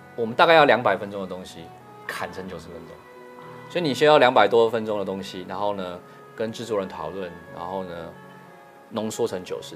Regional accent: Taiwan; 我是台湾的

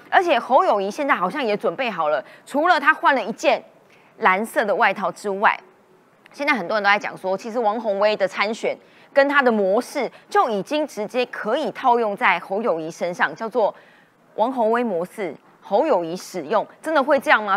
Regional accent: Taiwan; 身为台湾人

